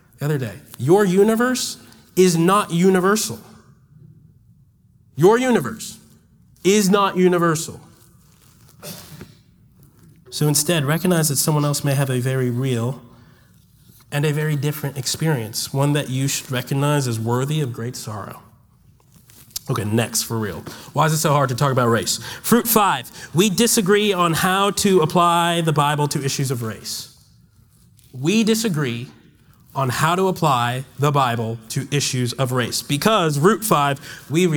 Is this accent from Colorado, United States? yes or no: no; Washington, District of Columbia, United States; moved away as an adult; now in Birmingham, United States; I'm not from Alabama. I'm from Washington, D.C.